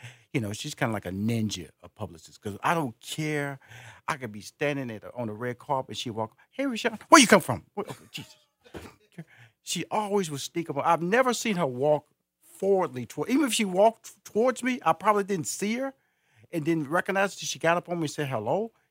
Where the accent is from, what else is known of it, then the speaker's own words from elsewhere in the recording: Houston, Texas, United States; also born or lived in New York / Los Angeles / Chicago; now in Atlanta, United States; Hey, I'm originally from Houston, Texas. I lived in New York for 2 years. Then I moved to L.A., lived in L.A. for 15 years. Then And I moved back to New York, lived there for 2 years, and eventually settled into Atlanta, Georgia.